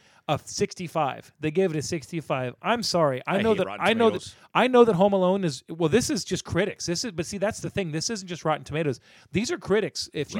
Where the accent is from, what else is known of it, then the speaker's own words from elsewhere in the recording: the South, United States; I grew up in the South.